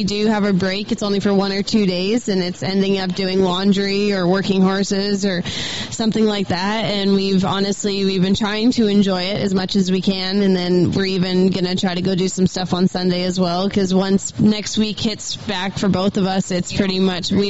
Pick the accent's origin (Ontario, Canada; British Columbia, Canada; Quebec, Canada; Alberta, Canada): Alberta, Canada; now in Helena, United States; I'm from Alberta